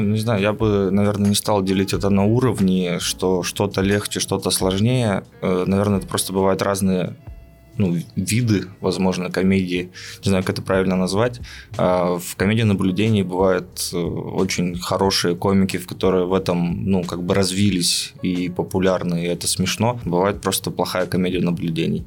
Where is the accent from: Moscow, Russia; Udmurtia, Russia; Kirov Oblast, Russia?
Udmurtia, Russia; Izhevsk; moved away as an adult; now in Yekaterinburg, Russia; я не из Екатеринбурга, из Ижевска